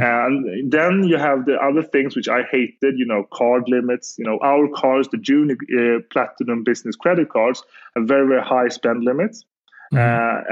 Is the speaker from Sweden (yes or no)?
yes; Gothenburg, Västra Götaland, Sweden; I'm from Gothenburg, Sweden